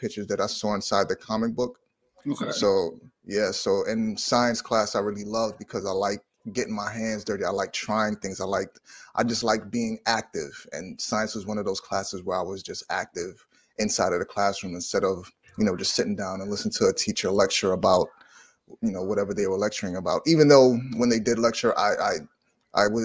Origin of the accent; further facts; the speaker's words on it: New York City, New York, United States; also born or lived in South Carolina; I'm from New York City, New York, born in Manhattan, raised in Brooklyn, currently live in Brooklyn